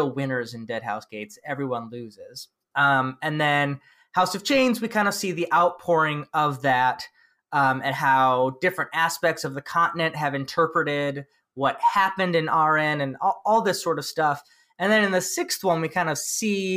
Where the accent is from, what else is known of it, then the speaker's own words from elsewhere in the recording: United States; I'm an American